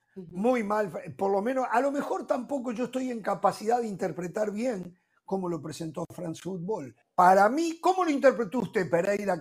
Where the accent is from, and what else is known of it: Uruguay